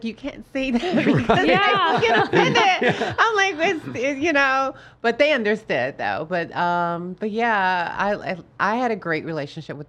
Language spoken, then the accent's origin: English; Chicago, Illinois, United States; I'm originally from Chicago, Illinois.